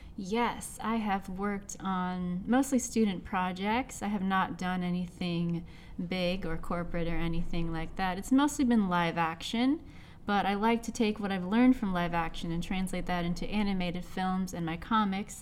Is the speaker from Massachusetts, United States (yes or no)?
no; Seattle, Washington, United States; I am born and raised in Seattle, Washington, under the clouds.